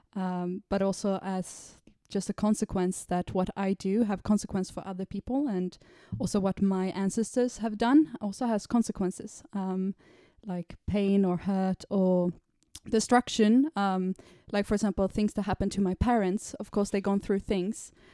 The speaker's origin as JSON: {"language": "English", "country": "Sweden", "moved": "yes", "lives_now": "London, United Kingdom", "said": "I'm from Sweden"}